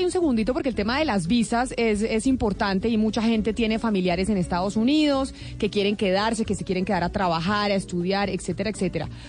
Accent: Colombia; ¿Y por qué no darles esa oportunidad a ese talento colombiano que está en cada rincón de nuestro país?

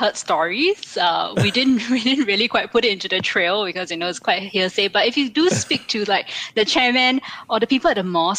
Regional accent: Singapore

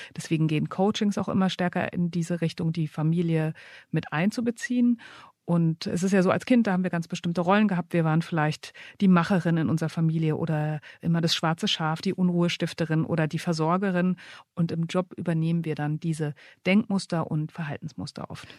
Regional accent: Berlin, Germany; ich bin aufgewachsen in Berlin-Neukölln als größere Schwester

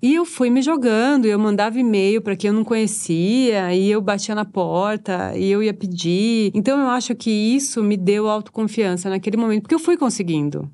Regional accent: São Paulo, Brazil; quando eu morava na periferia, né, eh, eu sou da Casa Verde Alta, e quando eu morava lá

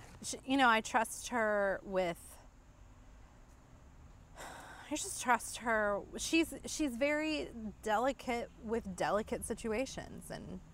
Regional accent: Dayton, Ohio, United States; I was born in Dayton, Ohio

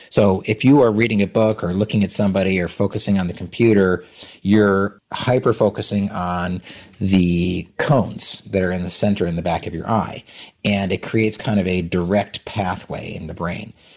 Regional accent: Vermont, United States; I'm from Vermont

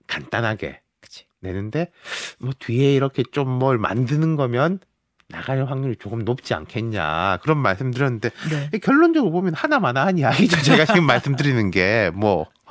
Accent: Busan, South Korea; moved away; 저도 고향 갔다 왔거든요

